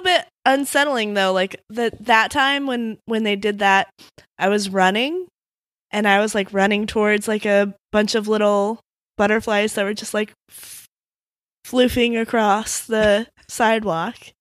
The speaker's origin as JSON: {"language": "English", "region": "Midwest", "country": "United States", "said": "I'm from the Midwest"}